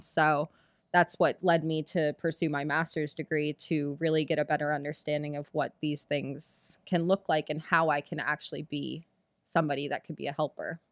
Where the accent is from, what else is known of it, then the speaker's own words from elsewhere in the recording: Philadelphia, Pennsylvania, United States; I grew up in Philadelphia